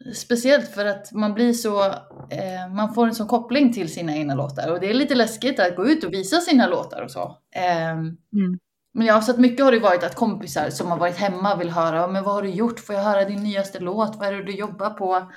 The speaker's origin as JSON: {"language": "Swedish", "town": "Uppsala", "region": "Uppsala County", "country": "Sweden", "tie": "born or raised there", "said": "När jag växte upp i Uppsala"}